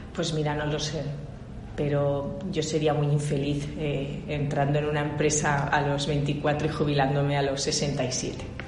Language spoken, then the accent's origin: Spanish; Barcelona, Catalonia, Spain; moved away as an adult; also born or lived in France / United States / China; nací en Barcelona que soy ingeniero industrial, me eduqué en una, en una, en una universidad de jesuitas que hay en Barcelona